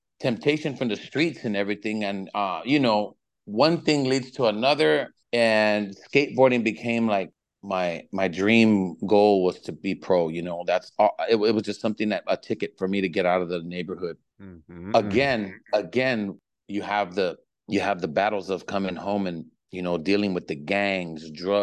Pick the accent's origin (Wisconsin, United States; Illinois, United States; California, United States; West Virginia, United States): California, United States; Los Angeles; I grew up in Echo Park when it was Echo Park back in the 80s